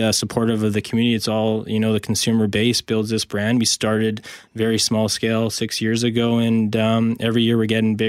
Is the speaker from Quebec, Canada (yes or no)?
no; Winnipeg, Manitoba, Canada; moved away as an adult; I was from Winnipeg